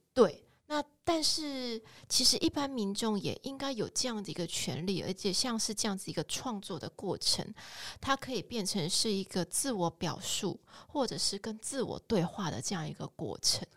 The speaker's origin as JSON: {"language": "Chinese", "town": "Kaohsiung", "country": "Taiwan", "tie": "born or raised there", "said": "我自己其实是出生在一个蓝领家庭里面，那我爸爸其实就是在七零年代那个高雄工业城市经济顶，经济起飞的那个环境下，呃，受惠，然后所以进入到一个体制，被工业城市的这个经济养大的小孩"}